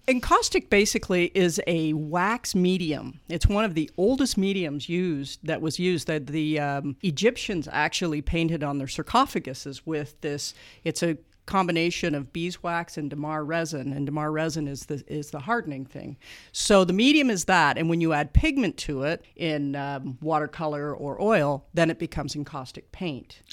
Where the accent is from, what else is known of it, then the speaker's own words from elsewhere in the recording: Canada; moved away as an adult; now in Muncie, Indiana, United States; I am Canadian